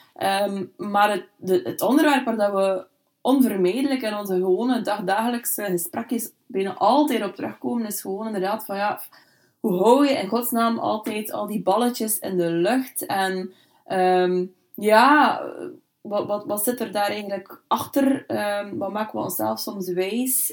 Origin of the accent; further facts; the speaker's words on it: Bruges, Flanders, Belgium; also born or lived in Brussels; now in Ypres, Belgium; ik ben eigenlijk afkomstig uit Brugge